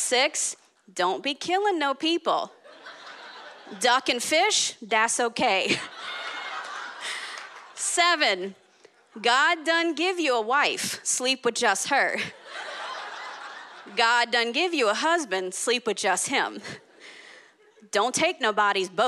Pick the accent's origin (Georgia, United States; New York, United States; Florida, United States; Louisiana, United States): Louisiana, United States; New Orleans; I grew up in New Orleans, born and raised